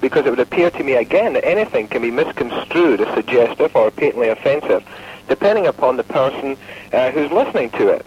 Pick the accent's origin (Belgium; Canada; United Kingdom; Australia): United Kingdom; now in Fort Lauderdale, United States; I'm from the United Kingdom